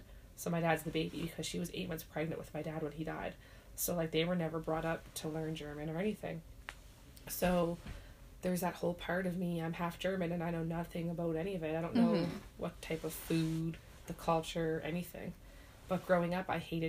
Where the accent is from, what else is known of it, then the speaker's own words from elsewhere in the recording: Nova Scotia, Canada; I'm like, Nova Scotia